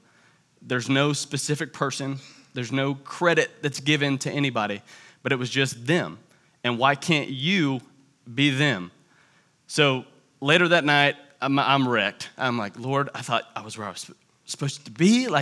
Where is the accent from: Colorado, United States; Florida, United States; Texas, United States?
Florida, United States; Tallahassee; I am from Tallahassee, Florida. And if you hear a little bit of an accent, that's because Tallahassee is not like the rest of Florida